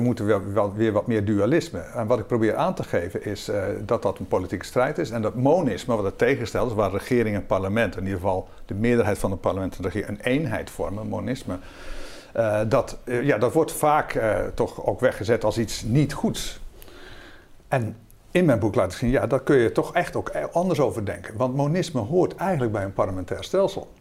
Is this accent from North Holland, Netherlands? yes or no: no; Zeeland, Netherlands; moved away; ik kom zelf oorspronkelijk uit Zeeland